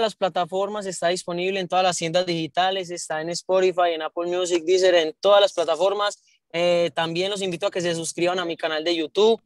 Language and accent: Spanish; Santo Domingo, Antioquia, Colombia; yo soy de Antioquia, de, un pueblo que se llama Santo Domingo, Antioquia